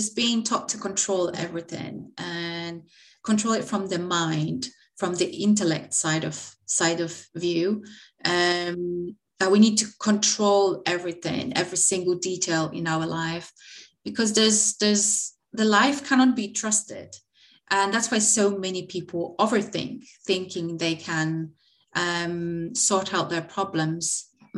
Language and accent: English; Poland; moved away as an adult; now in United Kingdom; I'm located in the UK. But I'm originally come from Poland, but been living in the UK for quite some time, over 10 years now.